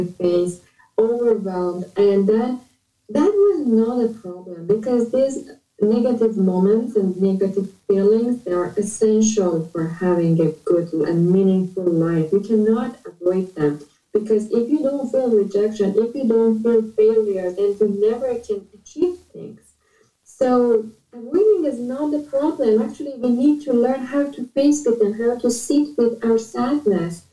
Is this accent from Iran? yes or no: yes; Iran; moved away as an adult; now in Canada; I am from Iran